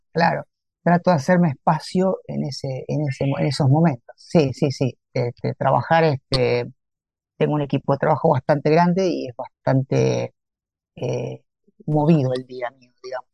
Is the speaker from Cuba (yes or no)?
no; Santa Fe, Argentina; moved away as an adult; now in Campana, Argentina; Santa Fe, mi ciudad natal